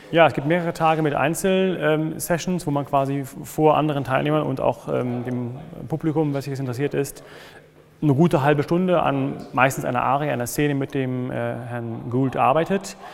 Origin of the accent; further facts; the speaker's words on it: Berlin, Germany; Ich komme aus Berlin, bin Tenor